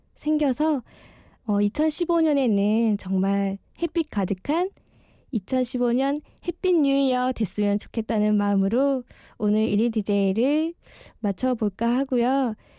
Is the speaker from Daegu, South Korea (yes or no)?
yes; Daegu, South Korea; moved away as an adult; now in Seoul, South Korea; 저희가 대구에서 온 이 촌 아가씨들이